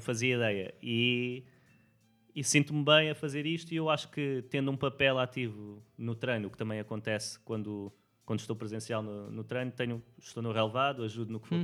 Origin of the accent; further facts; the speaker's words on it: Portugal; moved away as an adult; sendo português lá nos Estados Unidos